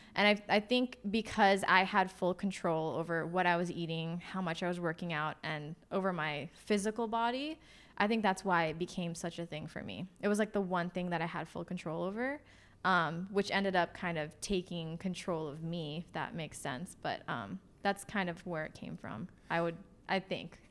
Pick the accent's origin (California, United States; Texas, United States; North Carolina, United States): California, United States; Los Angeles; moved away as an adult; also born or lived in Portland area; now in Portland, United States; I grew up in Los Angeles.